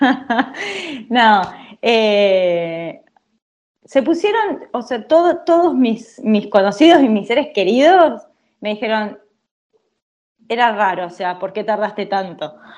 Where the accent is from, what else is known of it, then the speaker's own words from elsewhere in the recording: El Triunfo, Buenos Aires Province, Argentina; moved away as an adult; now in Italy; soy argentina, claramente, eh, y vengo de un pueblo de la provincia de Buenos Aires, muy chiquito, que se llama El Triunfo